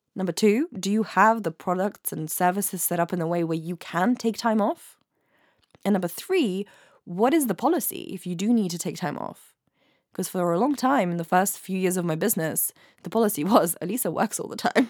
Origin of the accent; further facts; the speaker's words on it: England, United Kingdom; also born or lived in Ukraine; I studied in Ukraine for the first few years of my life. So I grew up in England and in Ukraine